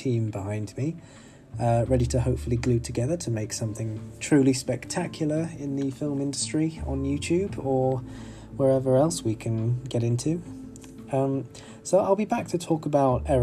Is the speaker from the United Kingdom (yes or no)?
yes; United Kingdom; I'm 25 and I'm from Britain